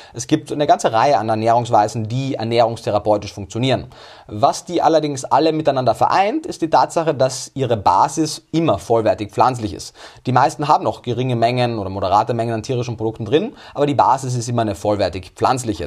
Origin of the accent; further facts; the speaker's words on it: Austria; Denn ich komme aus Österreich